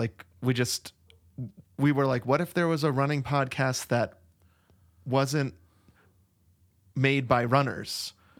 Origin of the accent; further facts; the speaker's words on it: Wisconsin, United States; We're both from Wisconsin originally